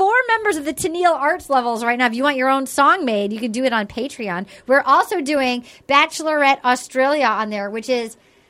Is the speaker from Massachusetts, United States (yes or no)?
yes; Fall River, Massachusetts, United States; I was born in Fall River.